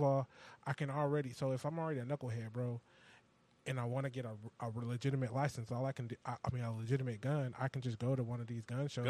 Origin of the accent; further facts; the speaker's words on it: California, United States; moved away; I'm from California